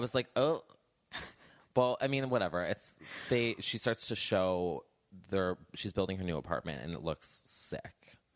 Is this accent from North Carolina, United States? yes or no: no; New Jersey, United States; I grew up in Jersey